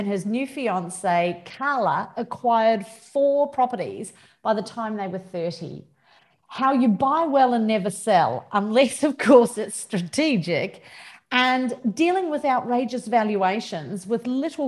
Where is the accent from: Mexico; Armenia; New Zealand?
New Zealand; now in Australia; which is a Kiwi for me.